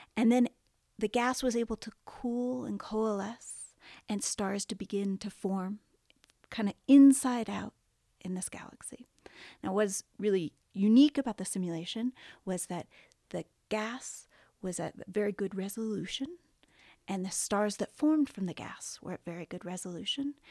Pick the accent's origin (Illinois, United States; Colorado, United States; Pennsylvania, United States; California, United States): California, United States; Southern; I grew up in Southern California, right next to the beach